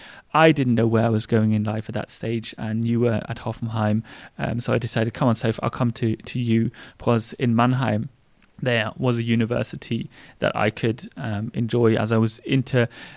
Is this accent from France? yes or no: no; England, United Kingdom; now in Germany; because I think although we are English and we were brought up English, Germany is my home.